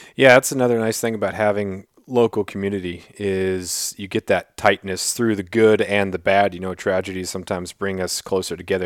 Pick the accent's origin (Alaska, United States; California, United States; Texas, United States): Alaska, United States; Southeast; I'm from Southeast Alaska